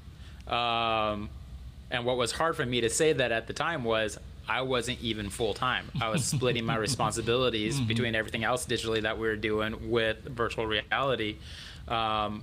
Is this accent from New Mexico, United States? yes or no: yes; Albuquerque, New Mexico, United States; moved away; also born or lived in Colorado Springs; I grew up in Albuquerque, so that's, all right, that's my home state.